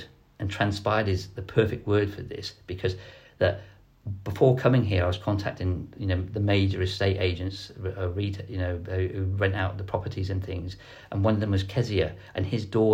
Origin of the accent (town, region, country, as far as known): Ireland